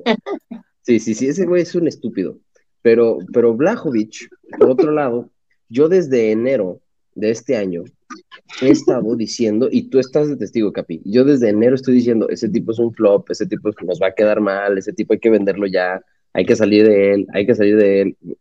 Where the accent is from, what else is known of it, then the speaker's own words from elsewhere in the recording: Mexico; soy mexicano